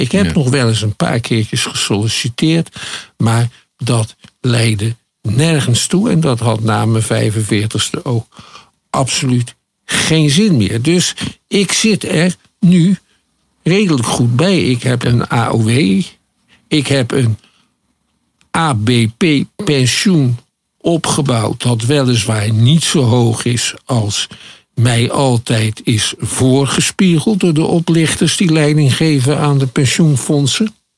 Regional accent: Schiedam, South Holland, Netherlands; ik kom uit Schiedam

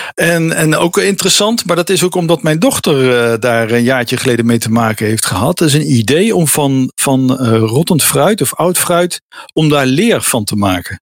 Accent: Netherlands; als Nederlander

